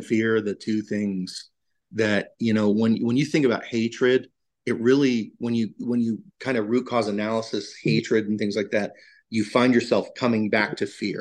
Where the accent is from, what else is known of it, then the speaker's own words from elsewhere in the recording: Valdosta, Georgia, United States; I'm from Valdosta, Georgia, which is about an hour south